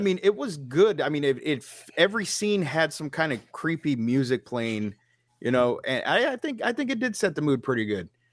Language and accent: English; Texas, United States; Being a Texan